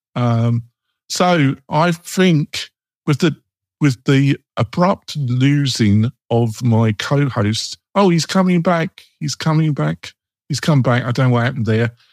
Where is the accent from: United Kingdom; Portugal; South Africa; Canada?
United Kingdom; England; moved away; I'm English